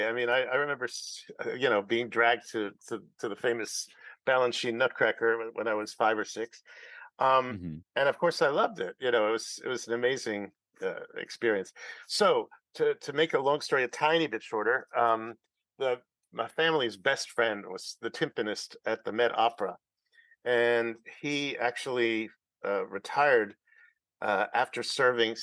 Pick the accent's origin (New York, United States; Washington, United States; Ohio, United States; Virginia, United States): New York, United States; New York City; I was born on the Upper West Side in Manhattan